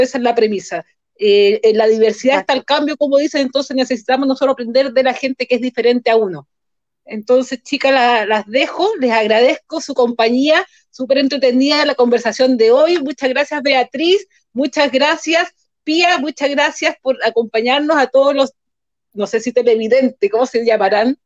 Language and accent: Spanish; Chile; nosotros como chilenos